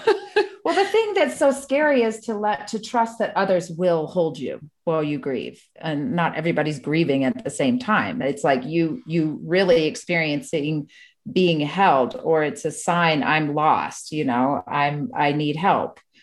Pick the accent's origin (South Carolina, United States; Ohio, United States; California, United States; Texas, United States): South Carolina, United States; Spartanburg; I grew up in Spartanburg